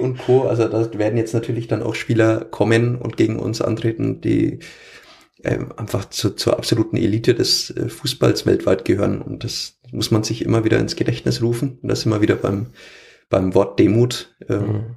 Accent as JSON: {"language": "German", "area": "Franconia", "region": "Bavaria", "country": "Germany", "accent": "Franconian", "said": "auch ich äh, spreche ab und an einfach mal normales Fränkisch im Stadion oder zumindest unterdrücke ich es nicht komplett."}